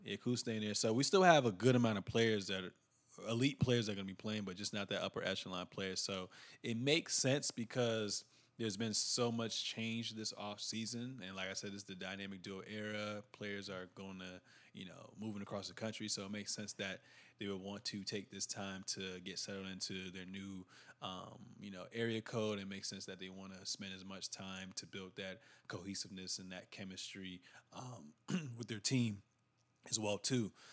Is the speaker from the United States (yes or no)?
yes; United States; we're from United States.